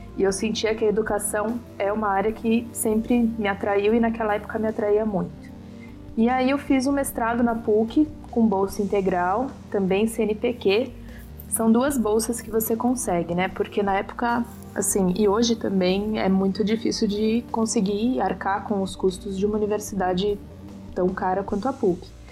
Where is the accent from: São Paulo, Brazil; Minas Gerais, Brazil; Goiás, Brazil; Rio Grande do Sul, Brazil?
São Paulo, Brazil; sou de São Paulo